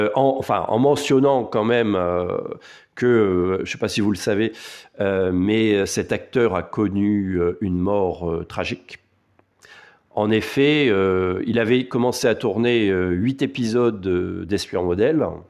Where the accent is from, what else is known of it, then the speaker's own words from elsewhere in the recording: France; Chez nous, en France